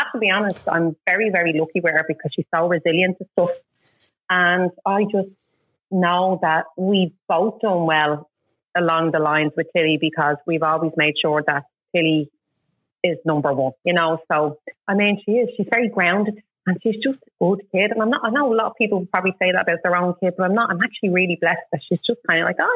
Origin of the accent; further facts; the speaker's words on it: Dublin, County Dublin, Ireland; now in Balbriggan, Ireland; I am originally from Finglas, but now live in Balgoa